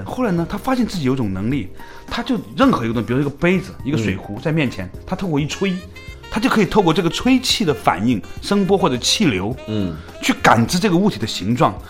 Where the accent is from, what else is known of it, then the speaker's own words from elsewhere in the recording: Guangzhou, Guangdong, China; 那个时候我们从广州来，觉得很诧异啊，在长安街这种主干道上